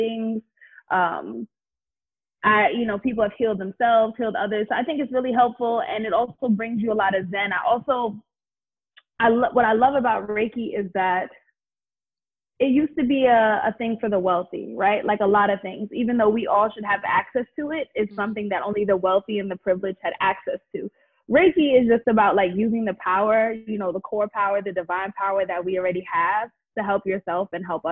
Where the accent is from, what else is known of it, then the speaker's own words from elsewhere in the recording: Jamaica; I'm Jamaican, so instead of like coconut rice and peas